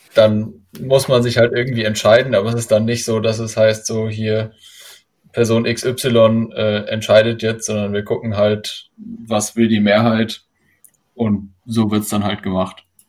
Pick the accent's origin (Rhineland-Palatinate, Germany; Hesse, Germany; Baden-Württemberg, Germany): Hesse, Germany; ich komme auch aus Hessen und äh, wie Christoph, bin aber auch noch in Hessen, also äh, in Darmstadt